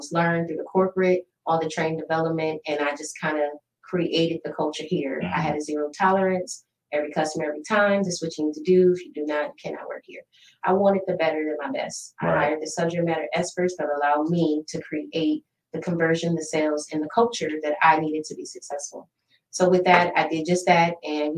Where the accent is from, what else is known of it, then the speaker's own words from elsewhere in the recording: Toledo, Ohio, United States; moved away as an adult; also born or lived in Southeast US; the Midwest, my hometown